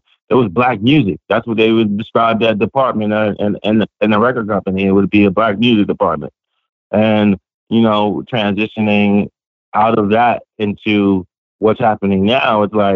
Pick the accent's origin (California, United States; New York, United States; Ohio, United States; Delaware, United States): California, United States; Los Angeles; I grew up in Los Angeles.